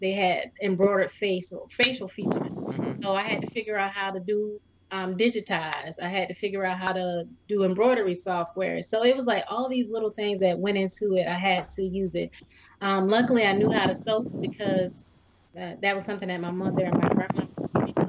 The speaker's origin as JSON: {"language": "English", "area": "Clarendon County", "region": "South Carolina", "country": "United States", "tie": "born or raised there", "said": "I'm from Clarendon County, so we used to have like the Striped Bass Festival"}